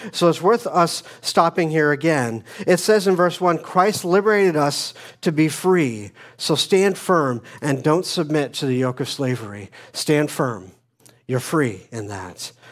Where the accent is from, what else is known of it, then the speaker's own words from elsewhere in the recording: Phoenix, Arizona, United States; moved away; I grew up in Phoenix, Arizona